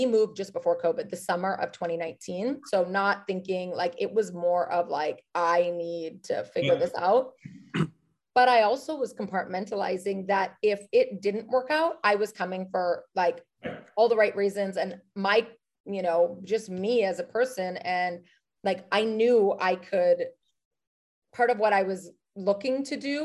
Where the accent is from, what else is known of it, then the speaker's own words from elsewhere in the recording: Canada; moved away as an adult; also born or lived in New York City, United States / Los Angeles, United States; now in Kelowna, Canada; And I'm Canadian.